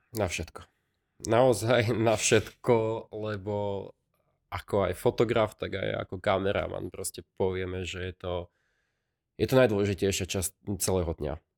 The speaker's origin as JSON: {"language": "Slovak", "country": "Slovakia", "said": "v Moraveckom okrese, odkiaľ som"}